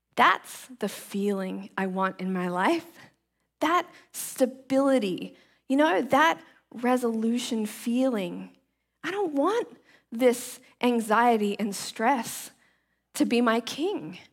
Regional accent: Australia; now in Seattle, United States; so I grew up in the tropics, you guys know that I'm from Australia

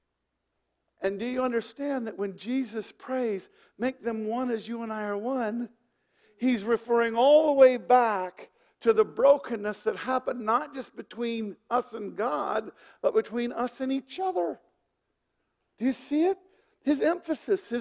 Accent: Wyoming, United States; I'm from Wyoming.

